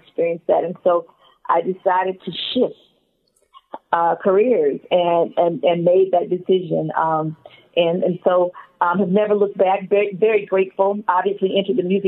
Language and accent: English; Atlanta, Georgia, United States; also born or lived in Alabama; I was born in Alabama. I'm very happy to be an Alabama girl, but raised in Atlanta from first grade on up, and so Atlanta's home.